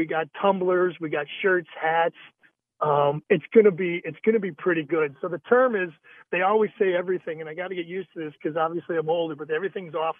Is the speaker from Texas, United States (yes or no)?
no; Wisconsin, United States; I grew up in Wisconsin.